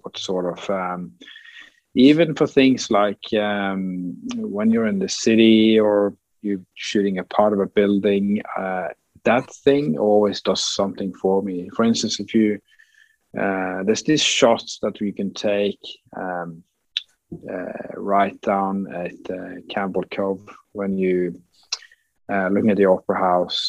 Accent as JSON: {"language": "English", "area": "west coast of Norway", "region": "Western Norway", "country": "Norway", "tie": "born or raised there", "said": "my hometown on the west coast in, in Norway"}